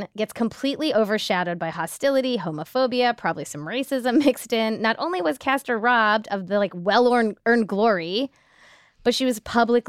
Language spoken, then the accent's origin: English; India; And also just like one of India's few Olympic athletes, period, which as an Indian